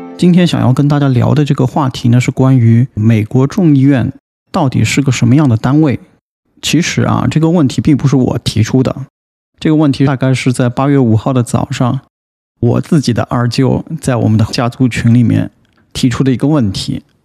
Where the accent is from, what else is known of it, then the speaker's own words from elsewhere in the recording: China; 我们中国人